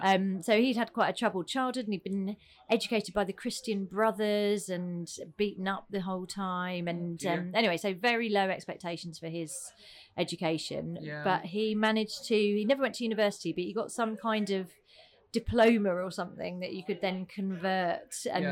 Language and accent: English; Croydon, London, United Kingdom; also born or lived in Wallington; I was born in Croydon, South London, which I always say, a charming little fishing village.